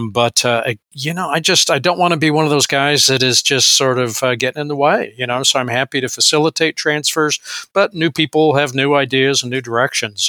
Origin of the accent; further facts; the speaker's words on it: Visalia, California, United States; also born or lived in Mexico / Arizona; I was born in Visalia, California, a garden spot of the San Joaquin Valley, and uh, grew up uh, kind of, you know, a rotation between California, Mexico, and uh, Arizona.